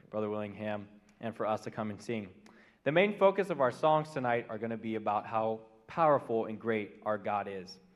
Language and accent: English; Cincinnati, Ohio, United States; I'm from Cincinnati, Ohio. I'm a junior studying criminal justice